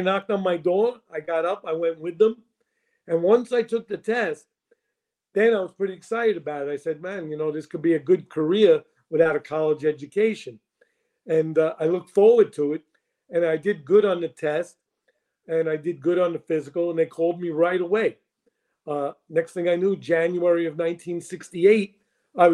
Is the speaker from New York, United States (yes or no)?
yes; New York City, New York, United States; I grew up in the North Bronx in the Kingsbridge concourse area